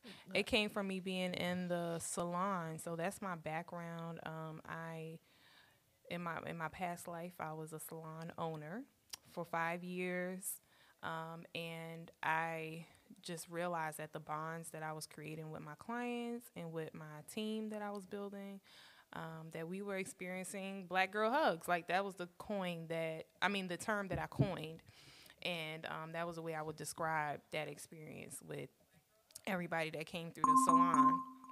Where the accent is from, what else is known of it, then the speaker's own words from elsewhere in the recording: Brooklyn, New York, United States; also born or lived in Staten Island / Virginia; now in Indiana, United States; So I'm originally from Brooklyn in the house. Okay. And and this is actually my third state that I've lived in Indiana. So I've lived in Brooklyn, New York. I've lived in, well, actually I was born in Staten Island.